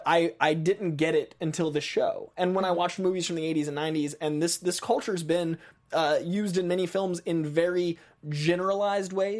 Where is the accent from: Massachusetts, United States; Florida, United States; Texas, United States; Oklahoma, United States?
Massachusetts, United States; Lowell; I grew up in a little city called Lowell, Massachusetts